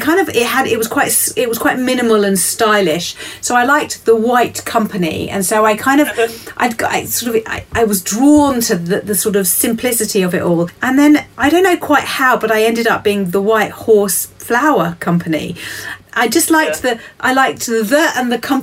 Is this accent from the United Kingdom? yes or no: yes; Kent, South East England, United Kingdom; now in Wiltshire, United Kingdom; I hail from Kent, which is another area of England